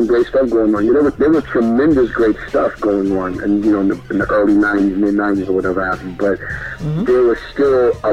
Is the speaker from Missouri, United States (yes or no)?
no; New York City, New York, United States; I'm from Brooklyn, New York